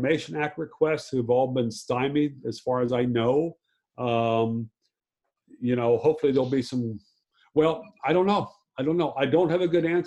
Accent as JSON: {"language": "English", "region": "Virginia", "country": "United States", "tie": "born or raised there", "moved": "as an adult", "lives_now": "Maryland, United States", "said": "I was raised in Virginia. I think of myself as a native Virginian, wasn't born there."}